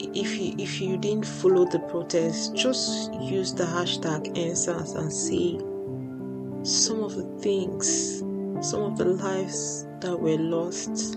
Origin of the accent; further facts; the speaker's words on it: Lagos, Nigeria; moved away as an adult; now in London, United Kingdom; I moved from Lagos to London. I took the last flight out one day in 2021, and I've been here ever since.